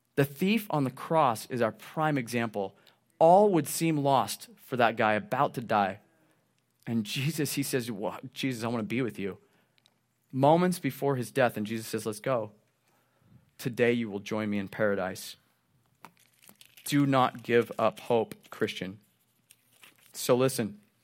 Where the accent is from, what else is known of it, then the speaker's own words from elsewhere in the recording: Southern Oregon, United States; being born and raised in Southern Oregon, I've spent plenty of times camping and hunting